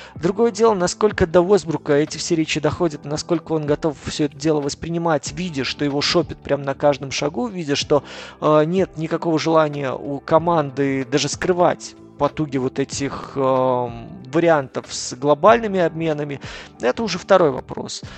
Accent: Minsk, Belarus; я родом сам из Беларуси, из Минска

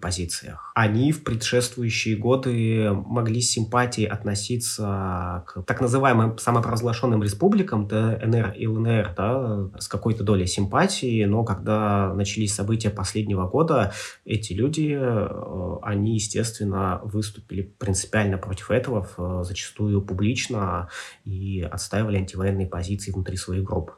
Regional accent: Arkhangelsk Oblast, Russia; moved away; also born or lived in Moscow; я родился ну, в конкретном месте, в Архангельской области, что детство в, той, в тех природных условиях

